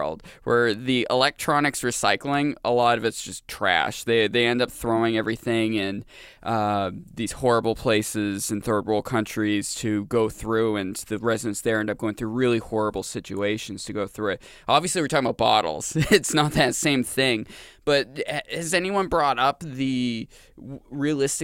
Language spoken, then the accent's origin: English; Maine, United States; moved away; I grew up in Maine